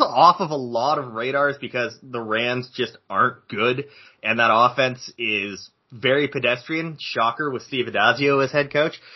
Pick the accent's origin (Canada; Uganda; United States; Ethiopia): Canada; I am Canadian